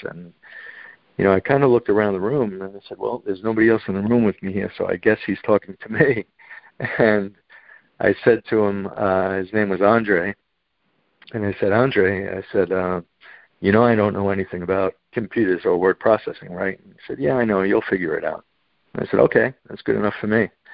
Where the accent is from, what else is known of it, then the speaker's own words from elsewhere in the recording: Long Island, New York, United States; I was born on on Long Island